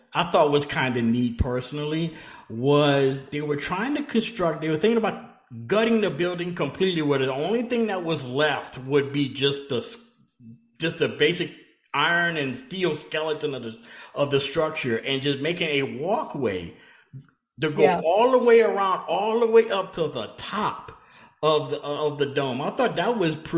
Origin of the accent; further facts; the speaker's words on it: Louisiana, United States; growing up in Louisiana, like I did, only 2 hours away